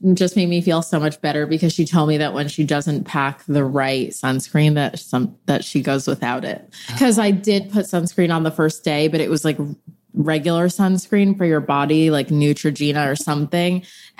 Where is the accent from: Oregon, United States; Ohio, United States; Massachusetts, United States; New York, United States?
New York, United States; Bedford Hills; I'm from Bedford Hills in Westchester, New York. So just an hour outside the city.